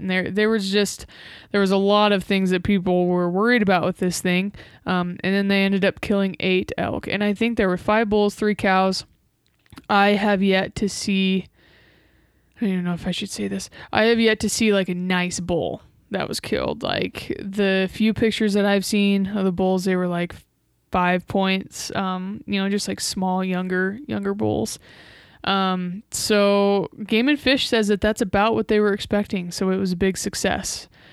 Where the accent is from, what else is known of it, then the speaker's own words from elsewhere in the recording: Nebraska, United States; Nebraska, my home state